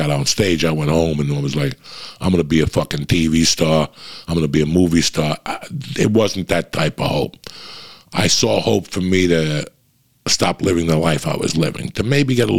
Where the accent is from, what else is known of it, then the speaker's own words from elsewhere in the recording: North Bergen, New Jersey, United States; moved away as an adult; also born or lived in Cuba; now in Los Angeles, United States; I come from North Bergen, New Jersey